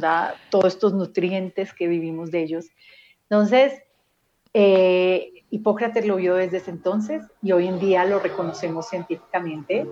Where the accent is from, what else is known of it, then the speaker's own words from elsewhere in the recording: Medellín, Antioquia, Colombia; crecí en Medellín, Colombia